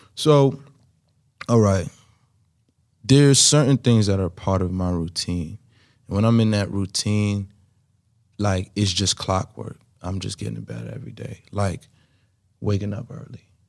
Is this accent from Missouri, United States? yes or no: no; New York City, New York, United States; growing up in Brooklyn trying to make it